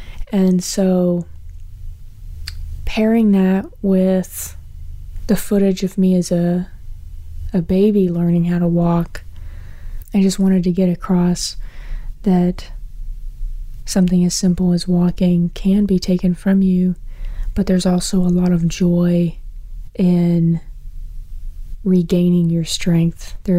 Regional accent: Virginia, United States; I'm from Central Virginia

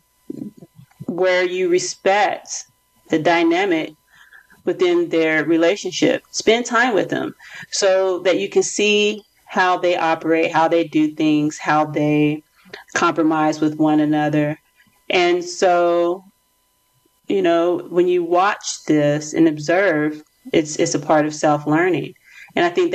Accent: United States; I am from America

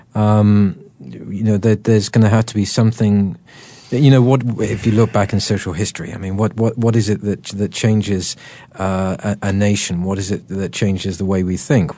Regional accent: United Kingdom; I'm terribly British

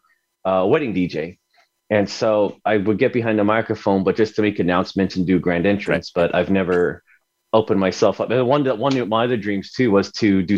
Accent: Arizona, United States; I grew up in Arizona. I was about 4 or 5 years old.

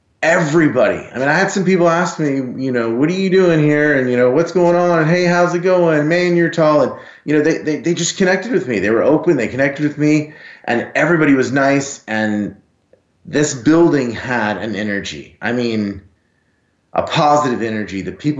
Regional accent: Texas, United States; I'm from Texas, and I'm 6'5 and 250 pounds.

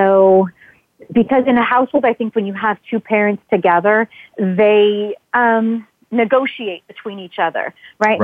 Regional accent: Southern California, United States; Growing up in Southern California

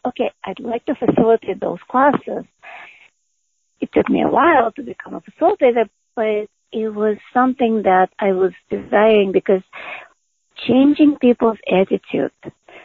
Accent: Moscow, Russia; moved away; I grew up in Moscow

